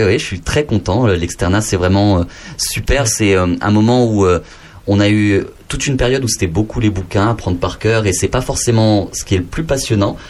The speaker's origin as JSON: {"language": "French", "area": "Lot", "region": "Occitania", "country": "France", "tie": "born or raised there", "said": "je suis né dans le Lot"}